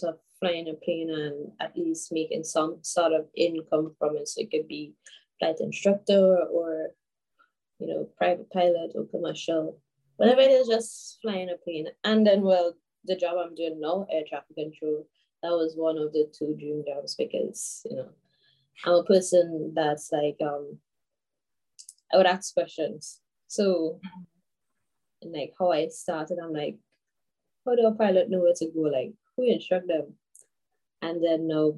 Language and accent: English; St. George's, Saint George, Grenada; I'm from Archibald Avenue, St. George